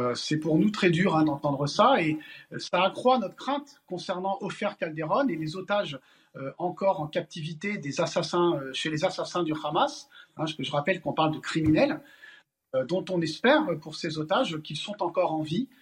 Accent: Paris, Île-de-France, France; moi je suis parisien et français

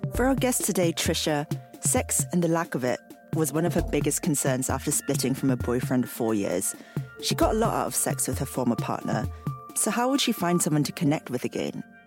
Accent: Singapore; I grew up in Singapore.

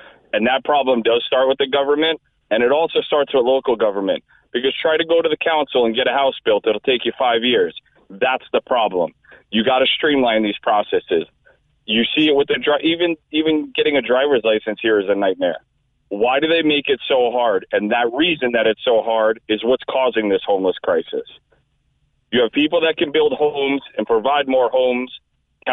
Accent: United States; accent: American; now in Ireland; I'm a citizen. I have an Irish birth certificate. I was raised in the States

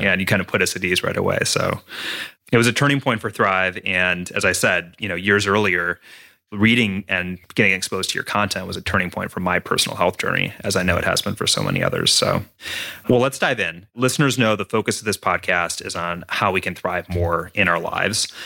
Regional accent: Minnesota, United States; I grew up in Minnesota

